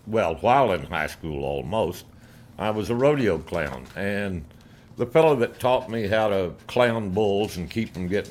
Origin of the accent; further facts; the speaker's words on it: Stephenville, Texas, United States; also born or lived in Morgan Mill, Texas; I was born in Stephenville, Texas, but at the time, my folks lived in a little burg outside of Stephenville called Morgan Mill.